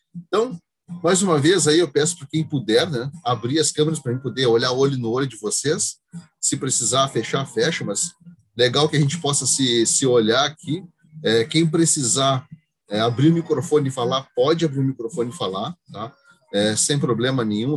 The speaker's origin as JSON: {"language": "Portuguese", "town": "Rio Grande", "region": "Rio Grande do Sul", "country": "Brazil", "said": "Eu sou aqui de Rio Grande"}